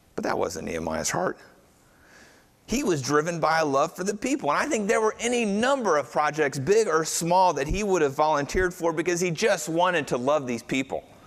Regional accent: United States; most of us in here are white American Christians

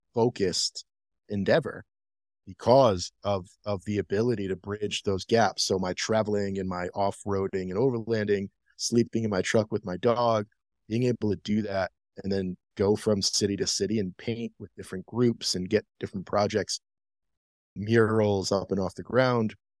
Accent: Rhode Island, United States; now in Denver, United States; I'm from Rhode Island. Shout out 401

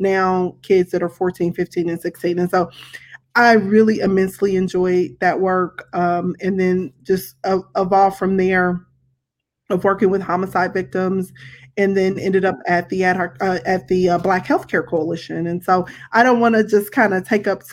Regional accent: Kansas City, Missouri, United States; I grew up here in Kansas City

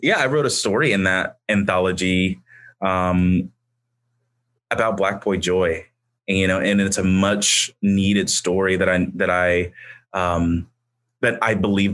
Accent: Indianapolis, Indiana, United States; moved away as an adult; now in Muncie, United States; in the neighborhood that I grew up in Indianapolis

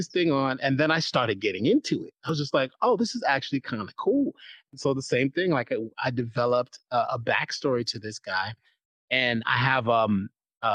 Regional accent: New York City, New York, United States; I'm from New York City

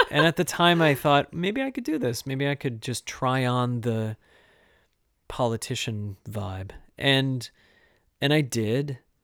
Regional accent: Owosso, Michigan, United States; now in Connecticut, United States; I grew up in Owasso, but, um, Montrose, Chesning

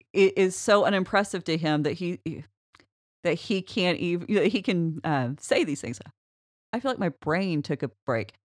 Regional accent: United States; I'm an American

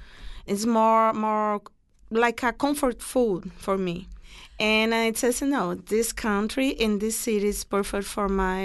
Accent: Brazil; English is a second language; moved away as an adult; now in New Orleans, United States; I'm from Brazil, too.

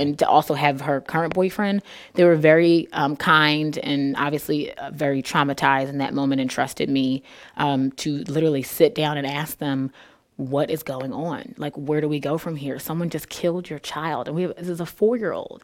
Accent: Philadelphia, Pennsylvania, United States; moved away as an adult; now in Peoria, United States; I grew up there

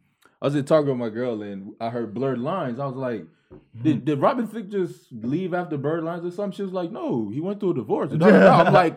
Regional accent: Miami, Florida, United States; born or raised there; also born or lived in Jamaica (ancestry) / Broward County, Florida

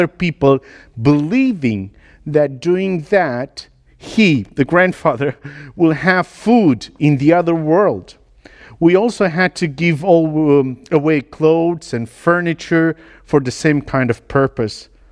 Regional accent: Romania; moved away as an adult; also born or lived in L'Aquila, Italy / United Kingdom / Sulaymaniyah, Iraq; I was born in Romania into a gypsy tribe in 83 during communism

